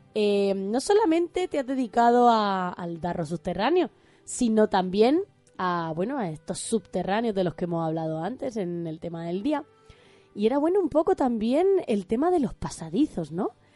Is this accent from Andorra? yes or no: no; Region of Murcia, Spain; now in Granada, Spain; Yo como murciana